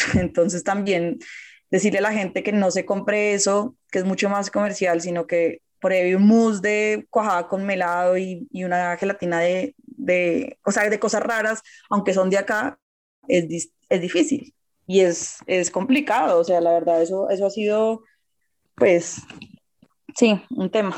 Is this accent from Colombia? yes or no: yes; Colombia; como colombiana